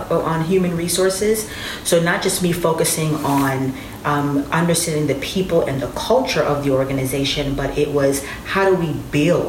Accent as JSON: {"language": "English", "town": "New York City", "region": "New York", "country": "United States", "tie": "born or raised there", "said": "I was born and raised in Brooklyn, New York"}